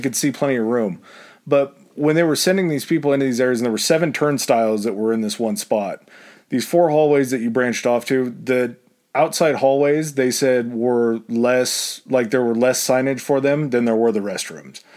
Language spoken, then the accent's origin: English; United States; being an American